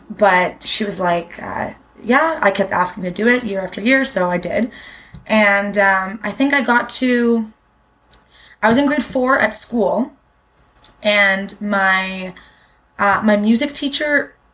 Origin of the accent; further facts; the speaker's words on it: Toronto, Ontario, Canada; I grew up in Toronto. I've always lived in in Toronto